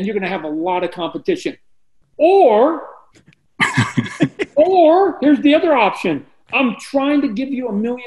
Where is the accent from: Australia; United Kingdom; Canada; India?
Canada; moved away